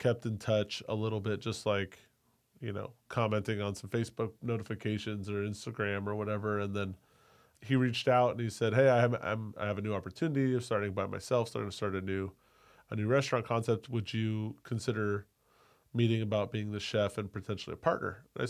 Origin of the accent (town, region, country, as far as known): Sacramento, California, United States; born or raised there; moved away as an adult; also born or lived in Cleveland / Napa